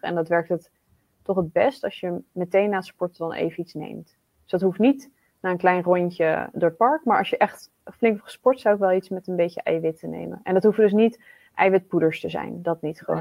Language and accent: Dutch; Netherlands; wij als Nederlanders